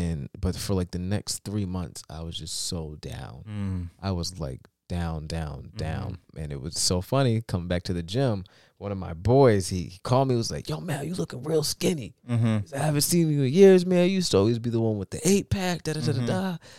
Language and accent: English; Connecticut, United States; dude, I'm from the London County of Connecticut.